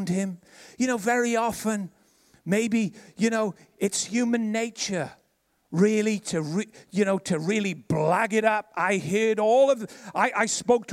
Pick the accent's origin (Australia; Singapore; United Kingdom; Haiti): United Kingdom; Ebbw Vale, Wales; I was from Ebervale